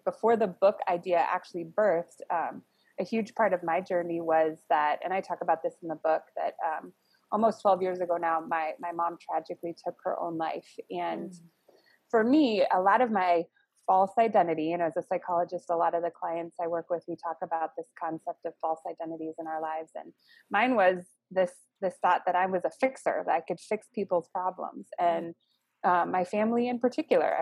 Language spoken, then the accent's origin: English; Phoenix, Arizona, United States; moved away as an adult; also born or lived in Scottsdale, Arizona; now in Chicago, United States; we grew up in Phoenix and then Scottsdale area. went to high school in Arizona, graduated from Arizona State. So Arizona is like home for me.